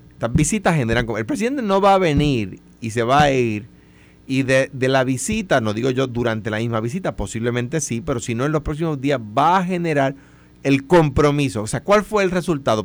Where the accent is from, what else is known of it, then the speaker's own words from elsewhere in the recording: Puerto Rico; como puertorriqueños